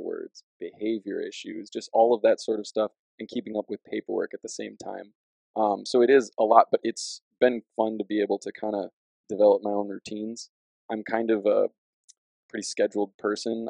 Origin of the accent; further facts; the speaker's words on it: Dubuque, Iowa, United States; also born or lived in Rockford, Illinois; now in Cedar Falls, United States; I'm originally from Dubuque, Iowa